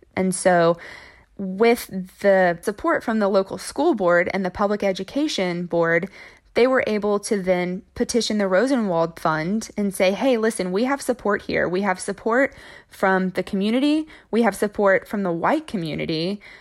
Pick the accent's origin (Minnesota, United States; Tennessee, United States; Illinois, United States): Tennessee, United States; Braden; also born or lived in Memphis, Tennessee; I was born in Memphis, Tennessee, but when I was about two years old, my parents decided they wanted to get out of the city, and so they moved to Braden, Tennessee